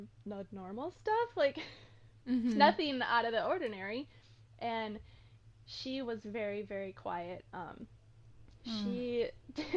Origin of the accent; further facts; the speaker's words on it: Minnesota, United States; moved away as an adult; I am from Minnesota.